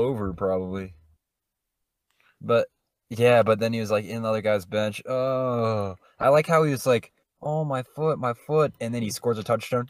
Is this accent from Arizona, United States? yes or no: no; Colorado, United States; we're all from Colorado